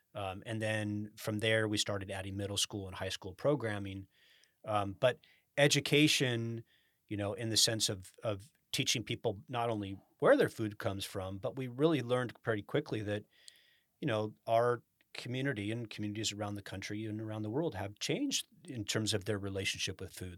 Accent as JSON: {"language": "English", "town": "Sacramento", "region": "California", "country": "United States", "tie": "born or raised there", "also_born_or_lived": "Rancho Cordova, California / Carmichael, California", "said": "I grew up in Sacramento"}